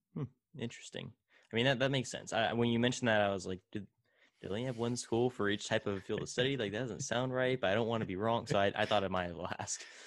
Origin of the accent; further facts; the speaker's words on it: Tulare, California, United States; my hometown of Tulare